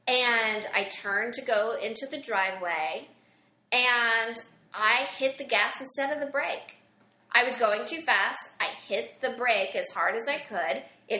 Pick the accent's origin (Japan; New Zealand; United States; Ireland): United States; Mount Vernon, Illinois; Southern Illinois, Mount Vernon.